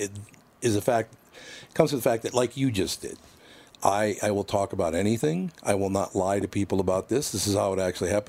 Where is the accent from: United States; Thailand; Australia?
United States; Minneapolis, Minnesota; no, I act like I'm from North Minneapolis, because that's how it was. It was all Catholics east of Lyndale to the river.